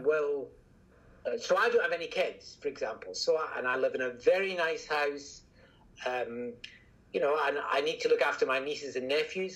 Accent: Scotland, United Kingdom; accent: Scottish; From my accent, you can probably tell I'm Scottish

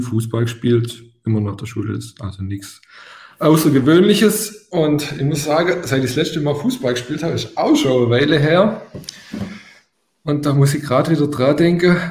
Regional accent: Swabia, Baden-Württemberg, Germany; accent: Swabian; ich bin damals auf einem Dorf groß geworden, darum kommt mein leichter schwäbischer Akzent

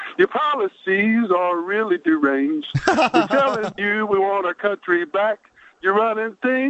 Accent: Pensacola, Florida, United States; now in Dallas, United States; I'm from Dallas, but it's probably it's okay because I was born in Florida, Pensacola.

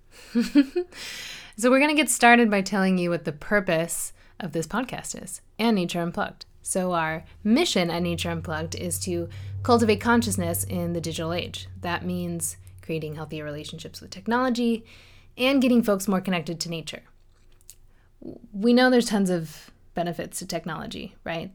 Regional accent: Chesterbrook, Pennsylvania, United States; moved away; I grew up outside of Philadelphia, Pennsylvania, in a small town called Chesterbrook

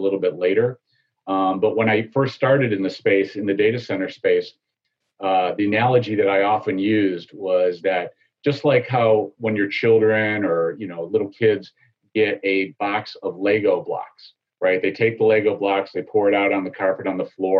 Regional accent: Chicago, Illinois, United States; moved away as an adult; now in Tampa Bay area, United States; I grew up in the South and the Southwest suburbs of Chicago

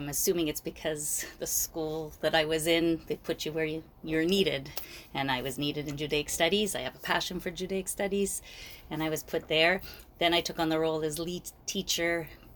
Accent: Toronto, Ontario, Canada; also born or lived in Montreal, Quebec; So I was born in Montreal, but I moved to Toronto in the early 80s, late 70s, like a lot of the people. So I was born in Montreal, moved to Toronto. I went to Jewish day school.

